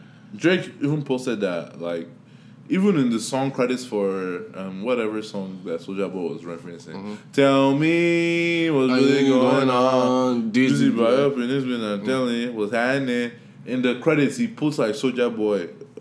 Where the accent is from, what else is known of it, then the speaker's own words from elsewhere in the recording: Nigeria; now in United States; I'm from Nigeria